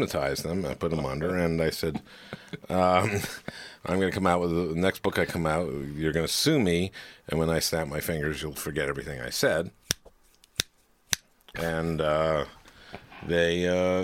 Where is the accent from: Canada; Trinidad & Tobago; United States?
United States; St. Louis Park, Minnesota; I'm from St. Louis Park